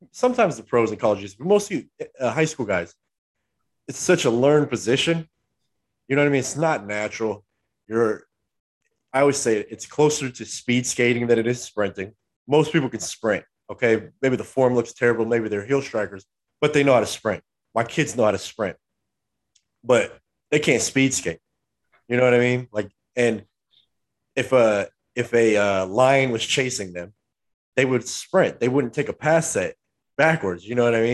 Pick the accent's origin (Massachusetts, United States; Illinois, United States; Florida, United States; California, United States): California, United States; Southern; we're from SoCal